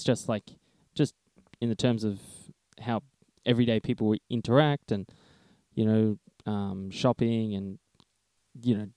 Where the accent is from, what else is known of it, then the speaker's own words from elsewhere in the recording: Australia; growing up in Australia